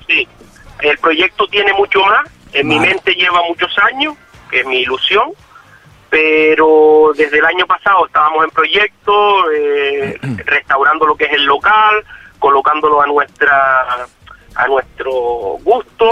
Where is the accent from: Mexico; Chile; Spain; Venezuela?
Spain; Fuerteventura, Canary Islands; yo soy majorero, por eso se llama restaurante asador el majorero